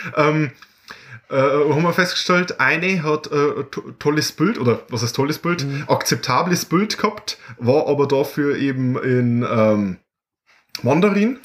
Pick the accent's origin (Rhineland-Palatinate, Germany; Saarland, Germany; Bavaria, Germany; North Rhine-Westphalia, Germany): Bavaria, Germany; bei uns in Bayern